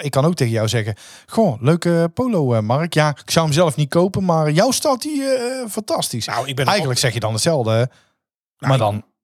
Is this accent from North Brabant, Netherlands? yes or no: yes; North Brabant, Netherlands; als Brabanders